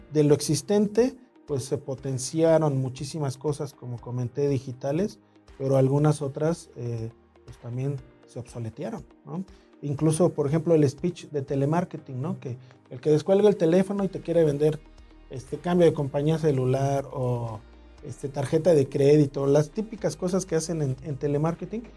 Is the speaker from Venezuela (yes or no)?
no; Mexico City, Mexico; nací en el DF